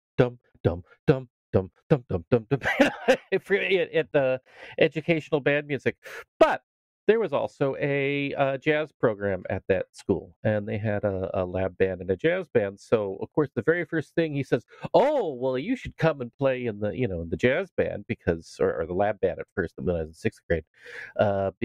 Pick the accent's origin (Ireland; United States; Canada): United States; Los Altos, California; also born or lived in England / San Jose, California; I moved to from San Jose to Los Altos, which is a small city close to Cupertino